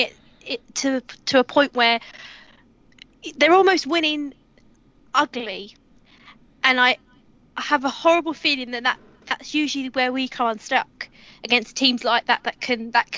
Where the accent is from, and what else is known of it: Watford, East of England, United Kingdom; born or raised there